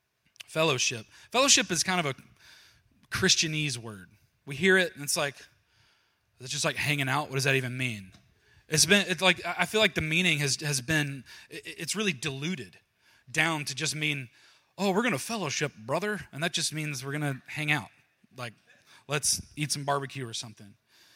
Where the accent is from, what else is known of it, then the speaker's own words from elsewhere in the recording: Georgia, United States; Down in Georgia, where I'm from Georgia. I don't know if you can tell. You probably can't hear my voice.